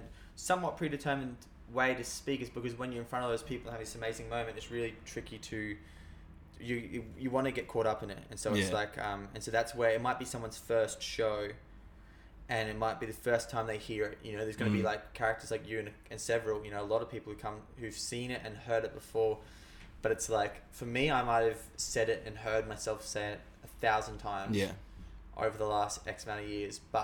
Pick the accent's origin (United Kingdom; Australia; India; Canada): Australia; we as the Australian people